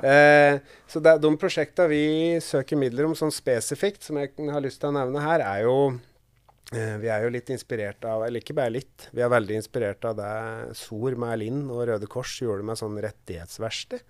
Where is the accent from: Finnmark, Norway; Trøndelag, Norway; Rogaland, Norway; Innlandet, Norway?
Innlandet, Norway; Kapp; also born or lived in Gjøvik; jeg er jo fra Kapp, men jeg bor litt utafor Gjøvik